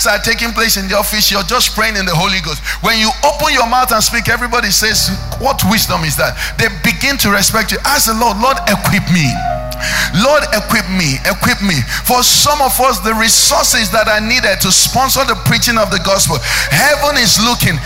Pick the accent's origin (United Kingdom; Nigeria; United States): Nigeria